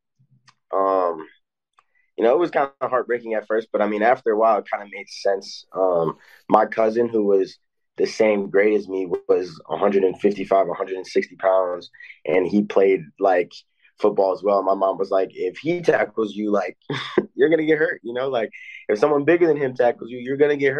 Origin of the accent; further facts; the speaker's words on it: Illinois, United States; I'm from Illinois, which is a really tough state.